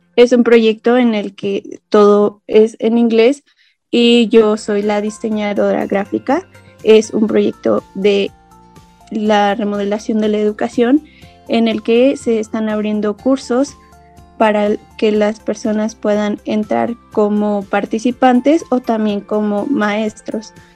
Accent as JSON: {"language": "Spanish", "region": "Hidalgo", "country": "Mexico", "said": "soy del estado de Hidalgo, en México"}